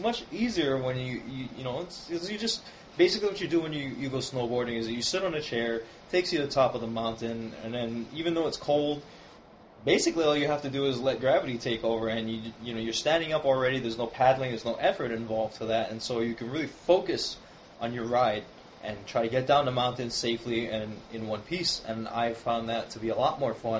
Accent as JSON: {"language": "English", "town": "Honolulu", "region": "Hawaii", "country": "United States", "said": "the south shore of Honolulu on the island of Oahu, which is where both Ken and I are from"}